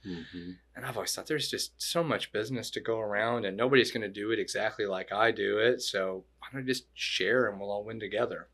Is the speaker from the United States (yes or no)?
yes; Florida, United States; also born or lived in Chattanooga, Tennessee; I was born in Florida